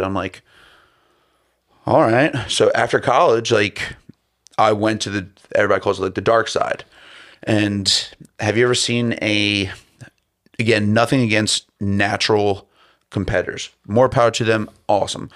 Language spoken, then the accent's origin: English; Baltimore, Maryland, United States; I'm from, I'm coming from Baltimore City.